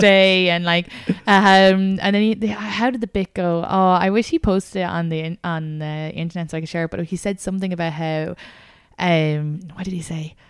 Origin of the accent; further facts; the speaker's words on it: Kildare, Leinster, Ireland; accent: Irish; now in United States; I'm from Kildare.